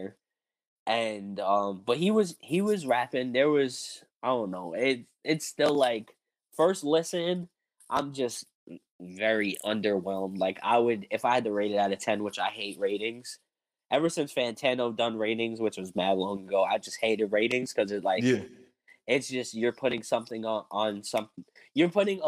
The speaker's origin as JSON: {"language": "English", "region": "East Coast", "country": "United States", "said": "I'm from the East Coast"}